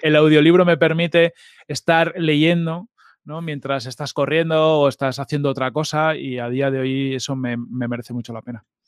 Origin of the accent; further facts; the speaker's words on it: Fuenlabrada, Community of Madrid, Spain; also born or lived in Mallorca / Mahón, Menorca / Arenys de Mar, Catalonia / Galicia (parents); vivimos hasta que yo tuve los siete años en Arenys de Mar. O sea, yo, yo sí que tengo como recordatorio de, de vivir cerca de la playa. Y luego ya nos vinimos a Madrid, a Fuenlabrada